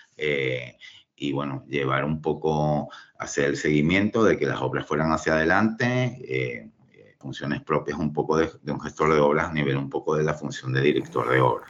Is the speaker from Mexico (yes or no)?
no; Venezuela; moved away as an adult; also born or lived in Spain / Galicia / Cantabria / Chile; yo nací en Venezuela, soy hijo de migrantes, estudié allí la carrera de Ingeniería Civil